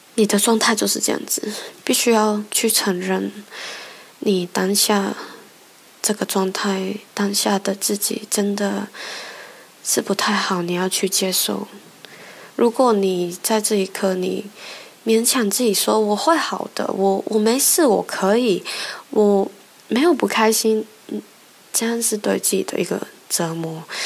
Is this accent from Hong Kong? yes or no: yes; Hong Kong; moved away as an adult; now in United Kingdom; 我在香港长大